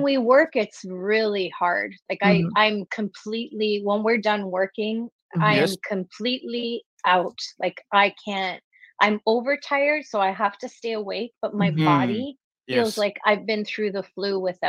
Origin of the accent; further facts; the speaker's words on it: Toronto, Ontario, Canada; I'm not from this area. I moved to the city from Toronto.